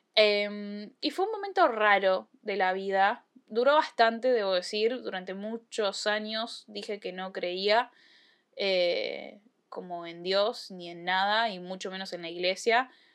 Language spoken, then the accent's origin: Spanish; Argentina; yo nací en Argentina